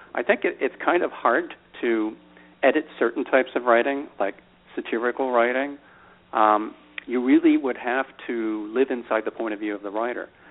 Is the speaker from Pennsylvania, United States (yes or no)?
yes; Philadelphia, Pennsylvania, United States; Grew up in Philadelphia